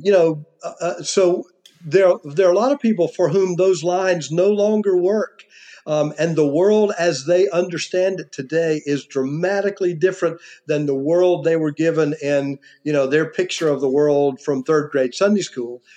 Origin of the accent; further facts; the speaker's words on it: United States; I am an American and not you know, a Mexican